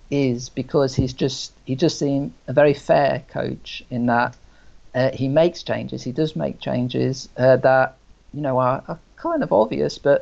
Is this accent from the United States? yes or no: no; England, United Kingdom; moved away as an adult; now in Portugal; I was growing up in England